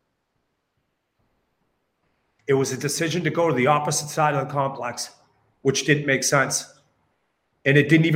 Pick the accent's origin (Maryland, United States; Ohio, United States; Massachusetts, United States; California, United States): Massachusetts, United States; Westborough; I grew up in Westboro. I worked there my whole career.